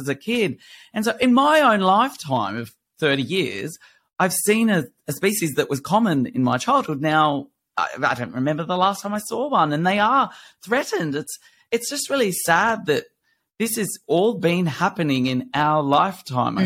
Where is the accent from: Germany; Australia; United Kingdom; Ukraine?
Australia; Blue Mountains, New South Wales; I grew up in the Blue Mountains bush